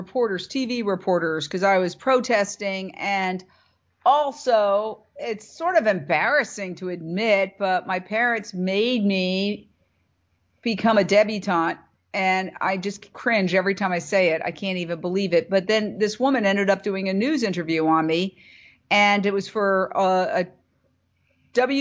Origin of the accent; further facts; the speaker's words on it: New York City, New York, United States; moved away as an adult; also born or lived in Fort Myers, Florida / Minneapolis / Philadelphia; I was a city girl. I was brought up in Midtown Manhattan. I grew up across from Carnegie Hall